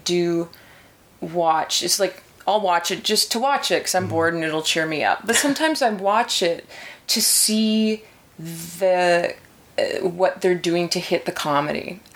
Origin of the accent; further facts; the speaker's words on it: Manitoba, Canada; moved away; I'm originally from Manitoba